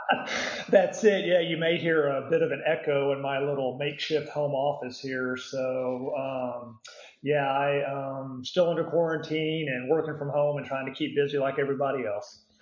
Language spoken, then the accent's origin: English; Houston, Texas, United States; now in Dallas, United States; I grew up in the Houston area